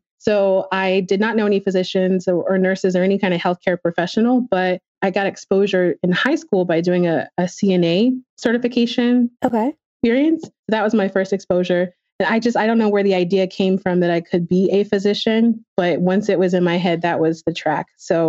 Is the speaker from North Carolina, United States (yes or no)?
yes; North Carolina, United States; So I grew up in North Carolina for the most part, but my parents were both military.